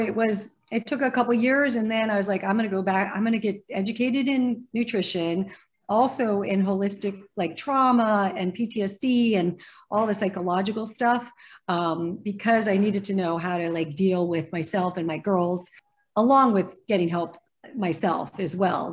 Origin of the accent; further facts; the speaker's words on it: Arizona, United States; moved away as an adult; also born or lived in New York; now in California, United States; I grew up in Arizona